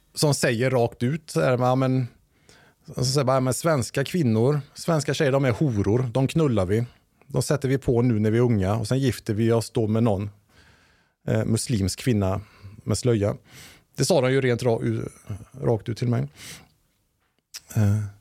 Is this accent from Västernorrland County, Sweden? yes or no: no; Lilla Edet, Västra Götaland, Sweden; jag är uppvuxen i en svensk bruksort